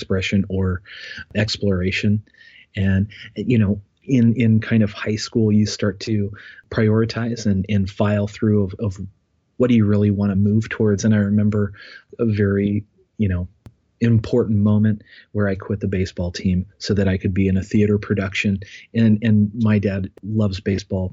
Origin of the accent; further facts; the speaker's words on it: Bethel, Ohio, United States; I grew up in Ohio, north of Dayton, in a small township called Bethel, in a rural community, raised on a farm